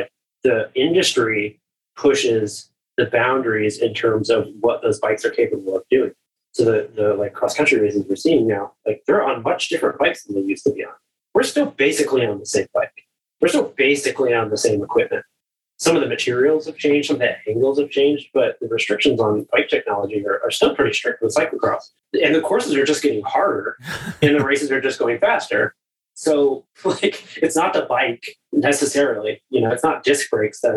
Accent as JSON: {"language": "English", "region": "Florida", "country": "United States", "said": "I'm from Florida, so there's not a ton of cross racing or cross culture there"}